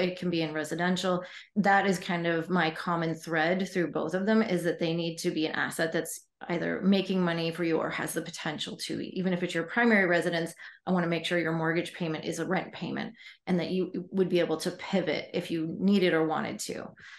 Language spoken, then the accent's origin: English; Poulsbo, Washington, United States; also born or lived in Sun Valley, Idaho / Virginia / New York City; I lived in Virginia and New York City, and I grew up in Paulsboro, outside of Seattle, Washington. And also then in high school, my parents moved to Sun Valley, Idaho, and they're still there.